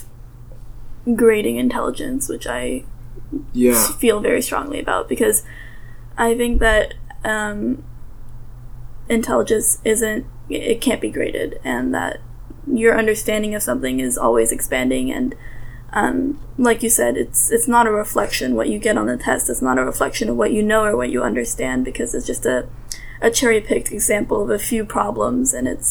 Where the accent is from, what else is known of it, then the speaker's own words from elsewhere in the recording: San Jose, California, United States; first language Russian; English is a second language; I went to the Harker School in San Jose.